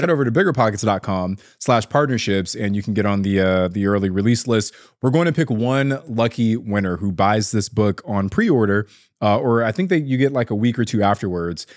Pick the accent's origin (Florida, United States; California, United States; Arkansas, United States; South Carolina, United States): California, United States; Ontario; my hometown is Ontario, California